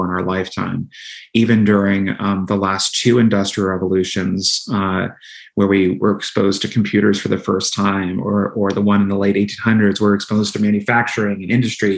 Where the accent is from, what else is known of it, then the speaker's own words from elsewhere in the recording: Pittsburgh, Pennsylvania, United States; moved away; I was home in Pittsburgh, as you know, my hometown.